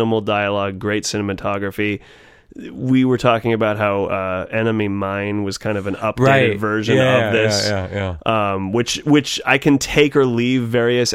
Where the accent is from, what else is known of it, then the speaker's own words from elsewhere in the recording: Carmel, California, United States; Where I grew up in Carmel, you could find these little coves